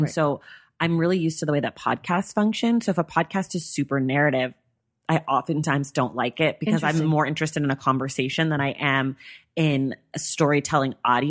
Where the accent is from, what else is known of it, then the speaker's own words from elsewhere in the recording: Bay Area, California, United States; But I grew up in the Bay Area.